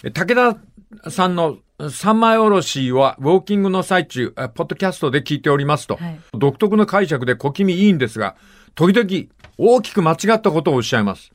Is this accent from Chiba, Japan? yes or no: no; Fukuoka, Japan; moved away; 私の実家は博多区です。